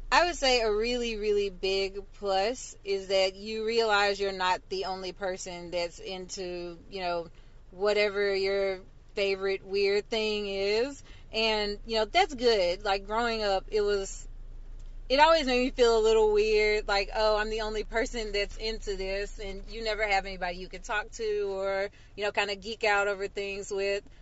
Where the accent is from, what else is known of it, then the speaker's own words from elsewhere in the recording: Memphis, Tennessee, United States; now in Virginia, United States; the very first con I went to in my hometown was Anime Blues Con, which is uh, in Memphis